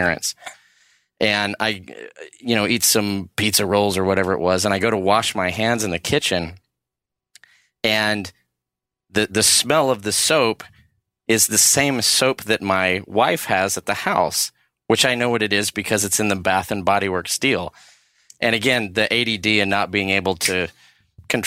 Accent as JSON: {"language": "English", "town": "Longview", "region": "Texas", "country": "United States", "tie": "born or raised there", "said": "I grew up in Longview, Texas, and we had a Stroh's beer factory."}